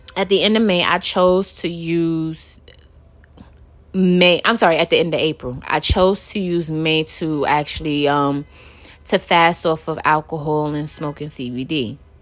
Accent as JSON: {"language": "English", "town": "New York City", "region": "New York", "country": "United States", "tie": "born or raised there", "said": "born and raised in Brooklyn."}